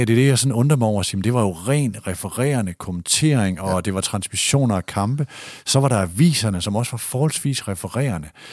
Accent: Aalborg, North Denmark Region, Denmark; moved away as an adult; also born or lived in Aarhus / Horsens / Odense; jeg kommer fra Borget, som jeg ligger nord for øh, Nørre Utrup, som ligger nord for Nørre Sundby, som ligger nord for Aalborg

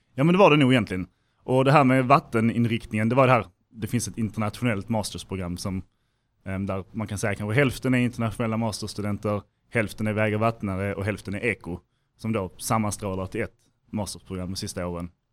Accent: Helsingborg, Skåne, Sweden; moved away as an adult; Jag kommer från Helsingborg från början, så liksom LTH var det naturliga valet

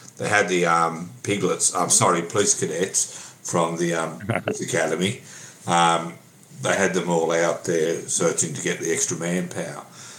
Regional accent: Goulburn, New South Wales, Australia; also born or lived in China; I come from Goulburn.

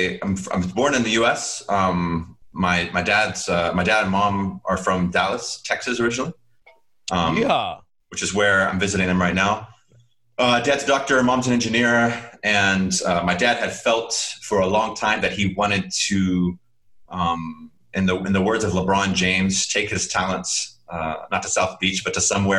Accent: Chad; So that's how I grew up in Chad.

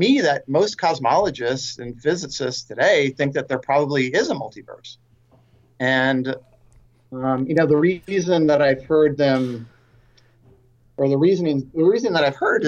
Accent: San Francisco, California, United States; I grew up in San Francisco in the Bay Area

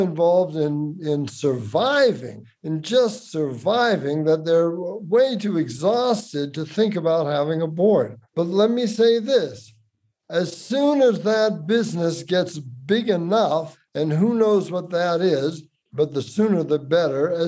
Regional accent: Boston, Massachusetts, United States; I'm from Boston

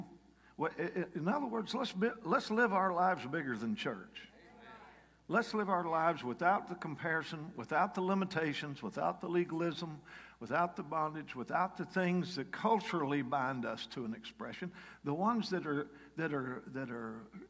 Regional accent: Kentucky, United States; moved away; I'm from Kentucky. I sort of left Kentucky the week I got saved in one way or another. I got saved at a rock and roll dance in my hometown at a National Guard Armory

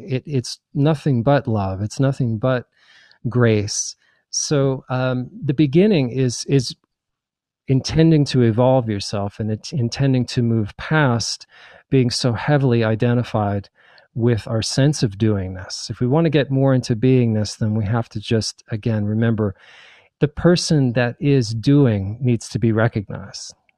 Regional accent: New Jersey, United States; also born or lived in New York / Nebraska / Hawaii / New Mexico; now in Asheville, United States; I was born in New York and raised in New Jersey

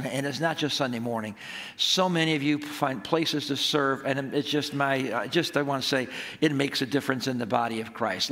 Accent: Apalachin, New York, United States; I grew up in Appalachian, New York

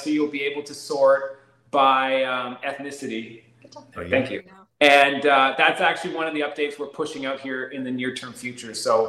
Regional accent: Canada; In all fairness, I'm Canadian too, right?

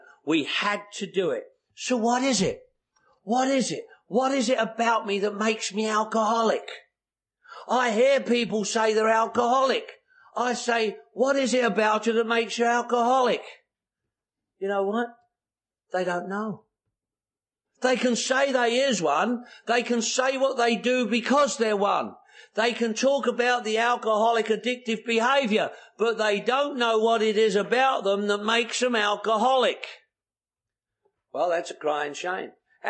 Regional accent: London, United Kingdom; born there; I was born in the Second World War, 1943. The Blitz was on in London.

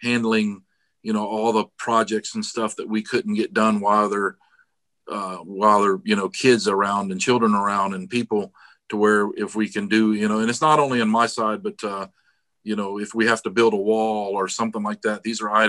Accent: Daytona Beach, Florida, United States; also born or lived in Palm Coast, Florida; I was born in Daytona Beach, Florida. So born and raised in Florida, pretty much

